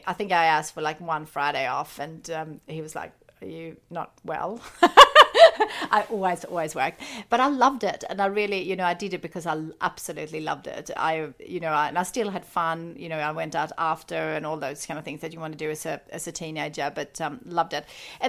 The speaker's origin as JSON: {"language": "English", "country": "Sweden", "tie": "born or raised there", "said": "So I grew up in Sweden on a farm."}